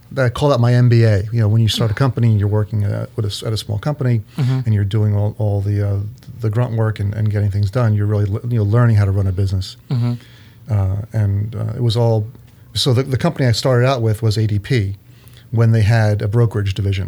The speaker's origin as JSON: {"language": "English", "area": "near Philadelphia", "region": "New Jersey", "country": "United States", "tie": "born or raised there", "lives_now": "East Brunswick, United States", "said": "I grew up in New Jersey. Down by Philadelphia"}